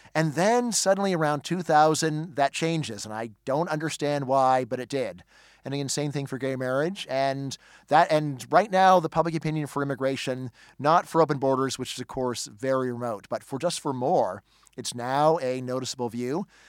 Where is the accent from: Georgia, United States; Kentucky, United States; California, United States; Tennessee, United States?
California, United States; Northridge; moved away; when I go back to my hometown in Northridge, California